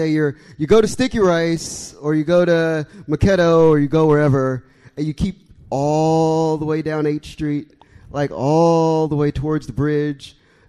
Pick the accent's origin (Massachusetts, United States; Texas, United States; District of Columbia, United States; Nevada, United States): District of Columbia, United States; Washington; I grew up on Eastern Avenue, over by Dingwood Metro Station, right around the corner from you.